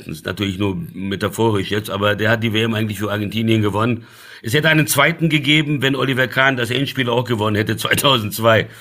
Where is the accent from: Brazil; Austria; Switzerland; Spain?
Brazil; now in Germany; ich bin in Brasilien aufgewachsen